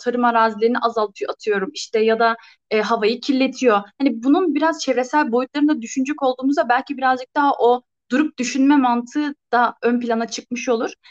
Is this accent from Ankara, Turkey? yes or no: yes; Ankara, Turkey; ben hep Ankara'daydım.